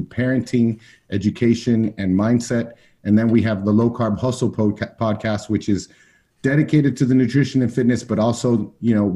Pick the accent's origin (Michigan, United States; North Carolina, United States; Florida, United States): Florida, United States; Miami; I grew up in Miami, Florida. My parents both emigrated from Cuba in the 1960s at different times